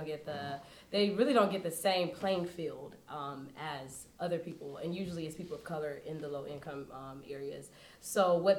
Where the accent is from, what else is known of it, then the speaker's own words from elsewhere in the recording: Villa Rica, Georgia, United States; also born or lived in Decatur, Georgia; So I am from Decatur, Georgia, and I moved